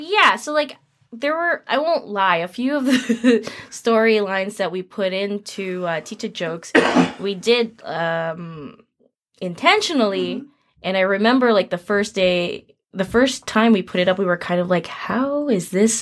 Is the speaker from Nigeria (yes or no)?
no; Philippines; Which I don't know, like as a Filipino artist, before I got together with the Titas and started focusing more on Philippine work